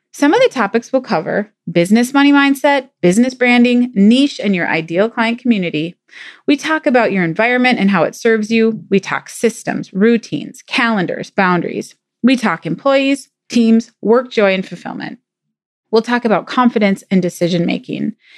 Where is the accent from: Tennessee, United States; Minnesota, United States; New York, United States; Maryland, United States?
Minnesota, United States; I'm from Minnesota, land of ten thousand lakes. there are a lot of lakes here